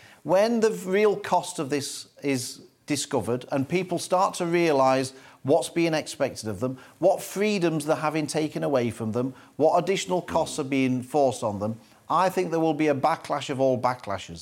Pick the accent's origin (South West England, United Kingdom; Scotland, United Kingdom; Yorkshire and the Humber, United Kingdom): Yorkshire and the Humber, United Kingdom; Doncaster; my mum was a bookmaker when I was growing up in Doncaster